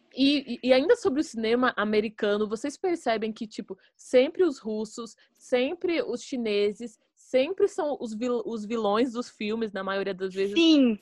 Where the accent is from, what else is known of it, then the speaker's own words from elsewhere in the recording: Brazil; a gente é brasileiro, a gente também é latino